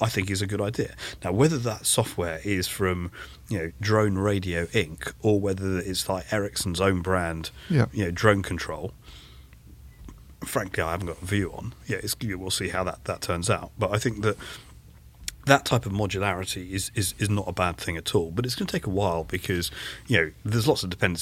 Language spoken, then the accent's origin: English; London, United Kingdom; I'm a Londoner